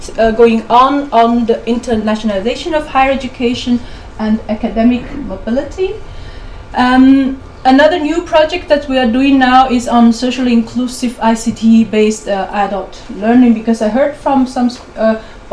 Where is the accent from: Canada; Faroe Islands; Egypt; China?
China; moved away as an adult; also born or lived in Beijing, China; now in Belgium; I'm from China, of course, and then since 12 years, I'm in Belgium.